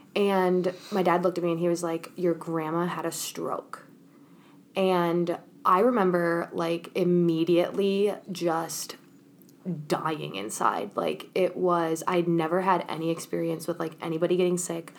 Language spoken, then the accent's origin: English; Minnesota, United States; also born or lived in Chicago; when I first moved to Minnesota, I was in seventh grade